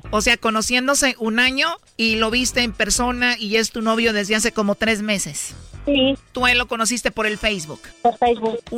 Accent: Tepatitlán, Jalisco, Mexico; now in Mexico City, Mexico; Pero yo nací y crecí en Tepatitlán, o sea, toda mi familia es de Tepatitlán, Jalisco.

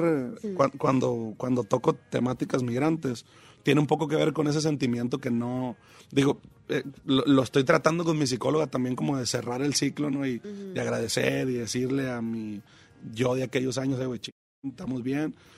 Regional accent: Mazatlán, Sinaloa, Mexico; also born or lived in Los Mochis / Guasave / Picachos; Caemos a Mazatlán porque papá es maestro.

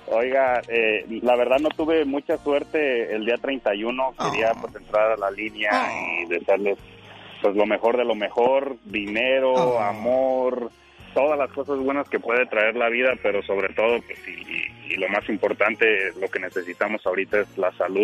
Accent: Sahuayo, Michoacán, Mexico; moved away; Somos, somos de Saguayo, Michoacán

